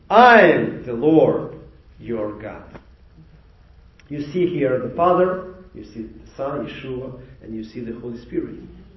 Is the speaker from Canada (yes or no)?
no; Mykolaiv, Mykolaiv Oblast, Ukraine; And you know, we came from Nikolaev, Ukraine.